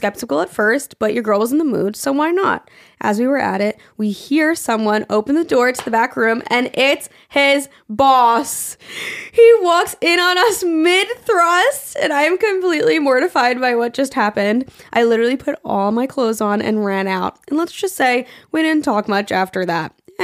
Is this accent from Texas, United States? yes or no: yes; Texas, United States; I am from Texas. It's in a suburb south of Houston.